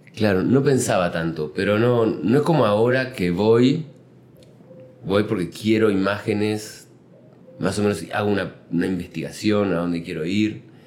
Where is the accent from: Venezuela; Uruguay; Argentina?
Uruguay; now in Mexico; En Uruguay, de donde, donde nací